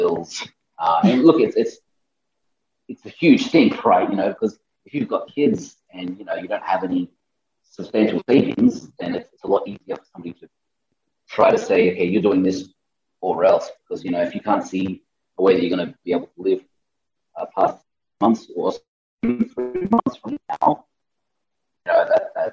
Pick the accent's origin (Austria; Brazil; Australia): Australia; moved away as an adult; now in Panama; I'm from Australia